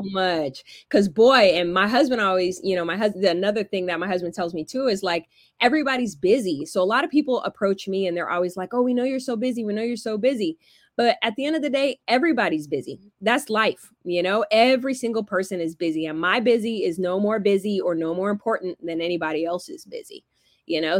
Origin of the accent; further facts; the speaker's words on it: Alpharetta, Georgia, United States; also born or lived in California; I grew up in Georgia